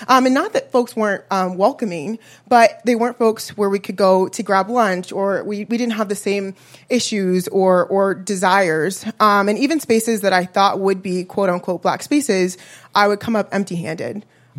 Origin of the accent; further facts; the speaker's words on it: Chicago, Illinois, United States; also born or lived in Washington, D.C. / Maryland / Virginia; I am from Chicago, but I will say I'm a PK, a pastor's kid, for those of you that don't know that acronym. My mom is a pastor. She specialized in starting new church homes. We moved quite a bit, but from the DMV, moved to Chicago for high school.